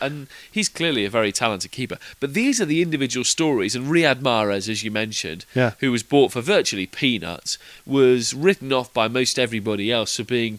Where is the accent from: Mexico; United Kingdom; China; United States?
United Kingdom; Leicester, East Midlands; moved away; I was born in Leicester and I grew up my entire adolescent life in a town 10 miles away.